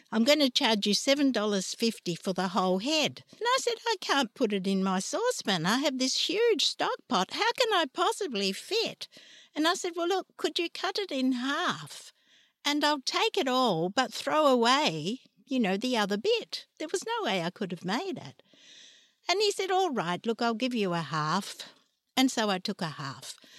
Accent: Trieste, Friuli-Venezia Giulia, Italy; moved away; also born or lived in Ragusa, Sicily; I was brought up in, in Trieste

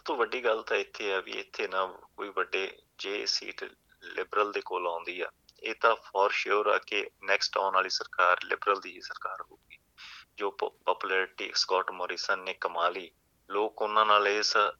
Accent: Sunam, Punjab, India; moved away as an adult; ਮੇਰਾ ਜਨਮ ਸੰਗਰੂਰ ਜ਼ਿਲ੍ਹੇ ਦੇ ਇੱਕ ਛੋਟਾ ਜਿਹਾ ਕਸਬਾ ਸੀਗਾ ਸੁਨਾਮ ਉੱਥੇ ਹੋਇਆ

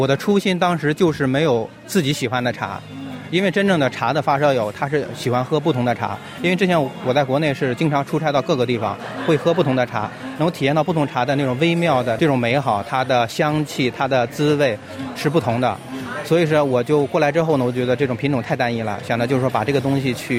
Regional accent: China; now in Sydney, Australia; 我们中国人

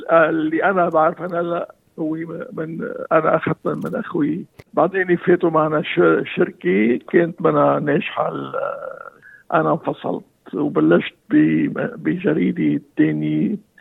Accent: Lebanon; moved away as an adult; now in Australia; انا آه، جاي من لبنان

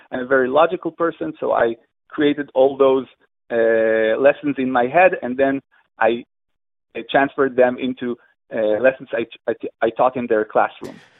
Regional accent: Israel; I'm from Israel

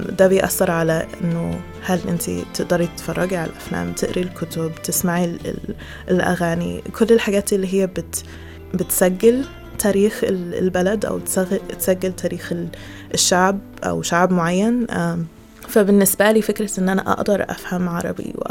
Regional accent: Egypt; واحنا كمصريين

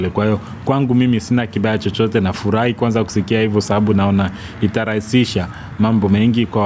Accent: DR Congo; moved away; kwetu Kongo

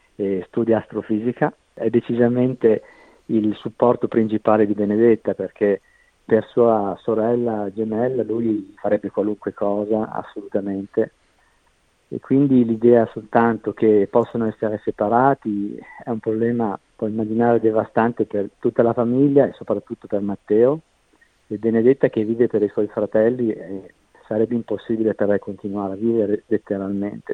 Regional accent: Italy; moved away as an adult; also born or lived in Scotland / Netherlands; now in Australia; abbiamo lasciato l'Italia praticamente nel 96

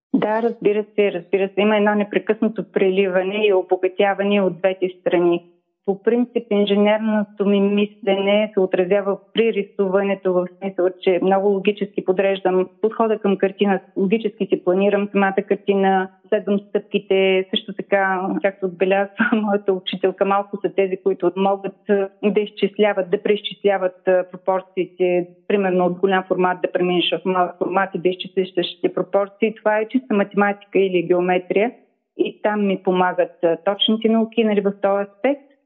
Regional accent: Razgrad, Razgrad Province, Bulgaria; also born or lived in Ruse; аз съм родена в Разград в далечната 1967 година.

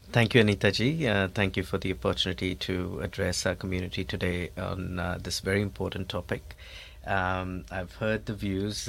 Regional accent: India; now in Australia; हम इंडिया से आते हैं

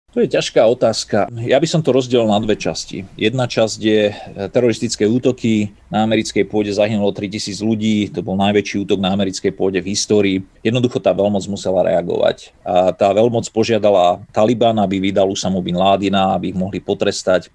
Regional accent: Slovakia; moved away as an adult; also born or lived in United States; na Slovensku, aby videli, ako som vyrastal

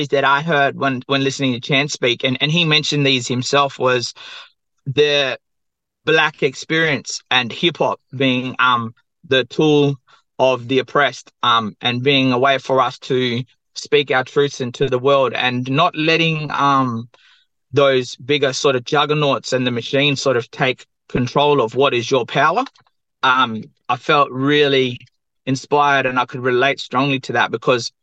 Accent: Perth, Western Australia, Australia; I'm from the southwest of Western Australia, Boraloo, or Perth, and my mob are Noongar Whangai.

